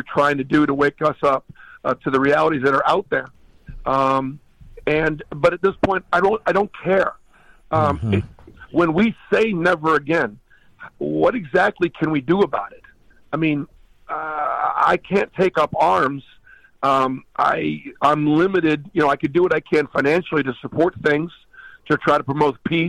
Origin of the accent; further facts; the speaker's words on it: Boston, Massachusetts, United States; moved away as an adult; also born or lived in Stanford, California; now in Alabama, United States; I grew up in Boston